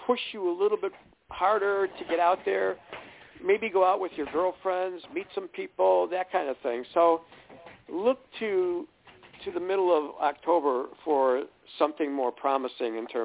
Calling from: New York, United States

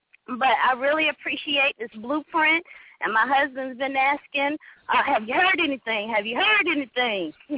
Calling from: Greensboro, North Carolina, United States; I'm calling from Greensboro, North Carolina.

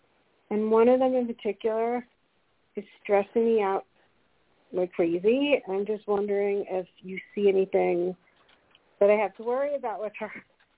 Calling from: Colorado, United States; Hi, Colorado.

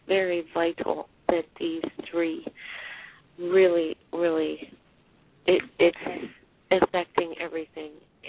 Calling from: Pennsylvania, United States

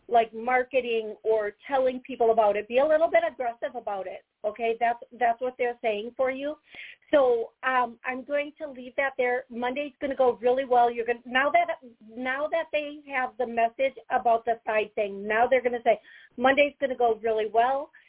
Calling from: Howard, Wisconsin, United States; … and from Howard, Wisconsin.

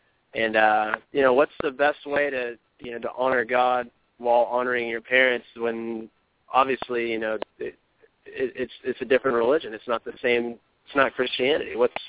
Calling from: Richmond, Virginia, United States; I'm calling from Richmond, Virginia.

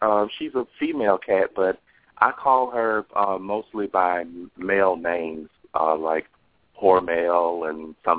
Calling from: Los Angeles, California, United States; I'm calling from Los Angeles.

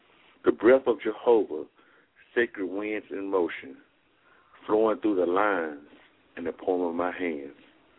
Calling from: Athens, Alabama, United States; I'm calling from Athens, Alabama.

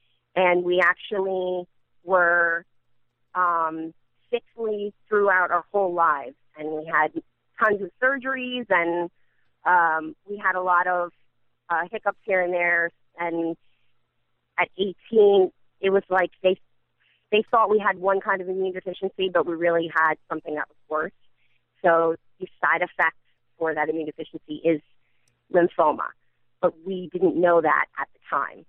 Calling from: Edison, New Jersey, United States

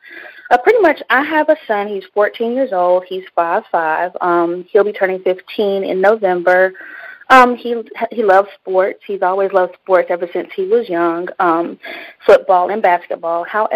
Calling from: North Carolina, United States; Mm-hmm. North Carolina.

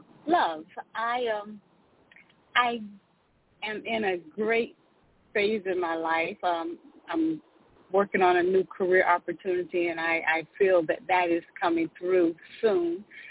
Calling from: Georgia, United States; I'm calling from Georgia.

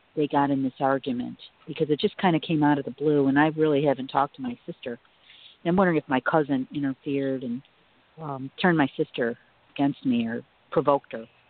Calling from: Chicago, Illinois, United States; I'm calling from Chicago

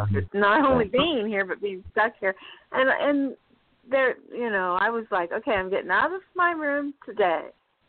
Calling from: Indianapolis, Indiana, United States; I'm in Indianapolis.

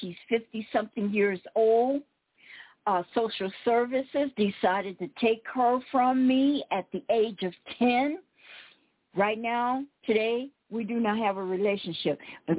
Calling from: Cochise County, Arizona, United States; I'm calling you from Cochise County

